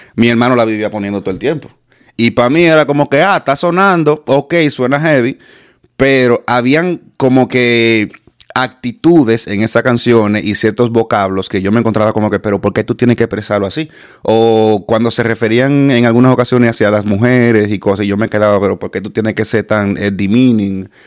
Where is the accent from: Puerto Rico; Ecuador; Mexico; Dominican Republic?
Dominican Republic; moved away as an adult; also born or lived in Los Corales del Sur; yo originalmente desde de, la Isabelita